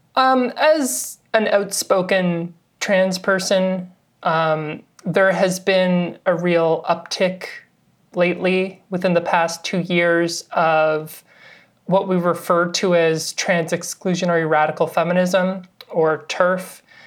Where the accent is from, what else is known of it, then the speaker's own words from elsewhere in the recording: Victoria, British Columbia, Canada; also born or lived in Halifax; I did my undergrad in Victoria, B C, which is where I'm from. I'm Canadian.